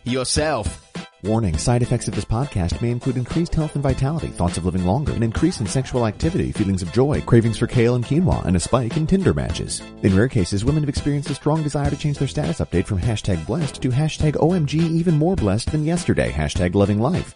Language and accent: English; East Coast, United States; now in Los Angeles, United States; I grew up on the East Coast